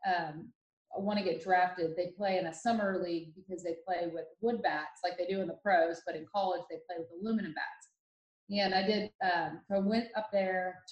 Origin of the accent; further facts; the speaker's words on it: Dublin, Ohio, United States; now in Dallas, United States; I grew up in Dublin, Ohio, which is a suburb of Columbus